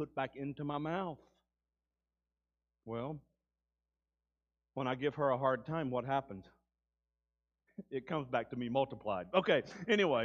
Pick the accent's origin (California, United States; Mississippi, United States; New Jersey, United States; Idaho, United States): Mississippi, United States; Mississippi Delta, United States; I grew up in the Mississippi Delta.